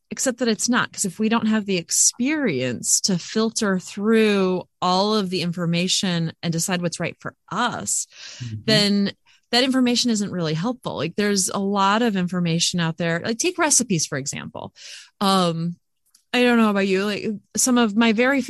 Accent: United States; I think I'm American

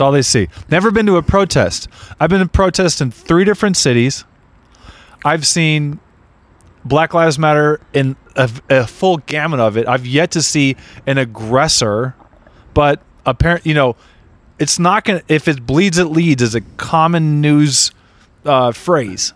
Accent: Redondo Beach, California, United States; I grew up in Redondo Beach.

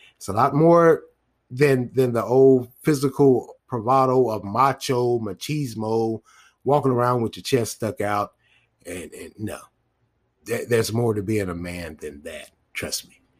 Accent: United States; us as, a, as Black American men

